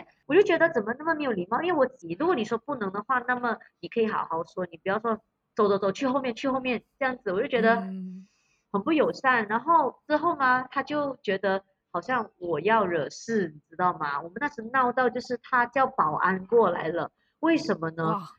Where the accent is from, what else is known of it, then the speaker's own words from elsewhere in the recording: Malaysia; 帮我们马来西亚人民的，我就跟他说，我用马来话跟他说